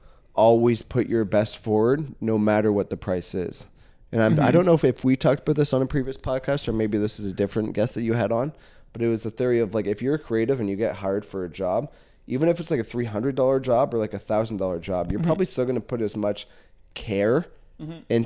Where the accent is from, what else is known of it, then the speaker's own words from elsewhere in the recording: Caledon, Ontario, Canada; yeah, I was born and raised in Caledon. Like, I've seen this town go from where it was to where it is.